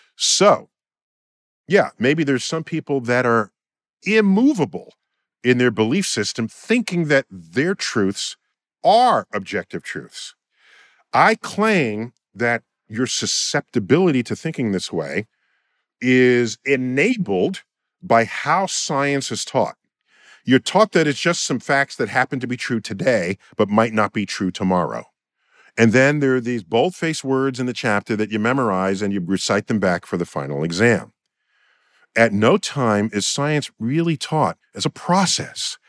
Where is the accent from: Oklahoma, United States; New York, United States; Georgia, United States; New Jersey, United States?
New York, United States; New York City; my hometown, New York City